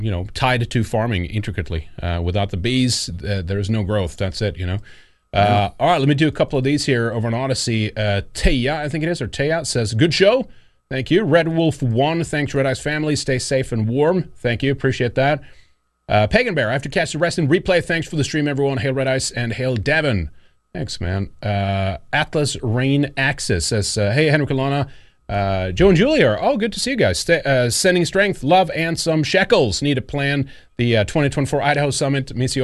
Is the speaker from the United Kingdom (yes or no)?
no; Sweden; I'm from Sweden. I grew up there and stuff like that.